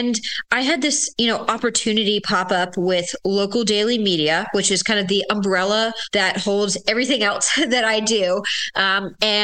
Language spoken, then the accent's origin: English; Williamsburg, Virginia, United States; I'm from Williamsburg. I've been here since fourth grade